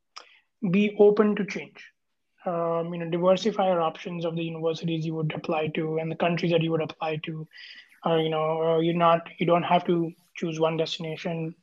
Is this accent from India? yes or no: yes; Kolkata, West Bengal, India; moved away as an adult; also born or lived in Singapore; I grew up in India, in a city called Kolkata, which is in the eastern part of India